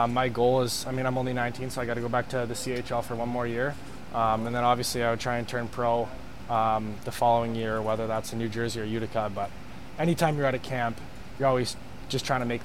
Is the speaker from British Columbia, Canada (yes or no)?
no; Winnipeg, Manitoba, Canada; I'm from Winnipeg